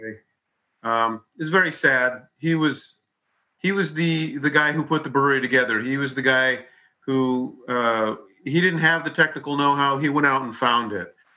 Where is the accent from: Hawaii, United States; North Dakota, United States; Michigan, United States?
Hawaii, United States; moved away; I grew up in Hawaii